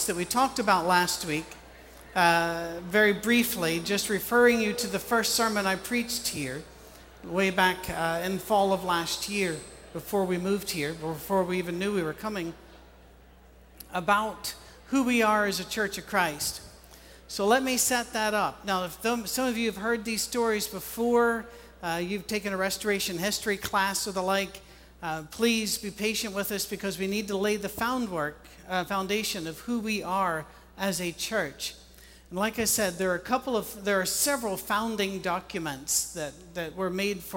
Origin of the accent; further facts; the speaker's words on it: Scotland, United Kingdom; I'm Scottish with an Irish mother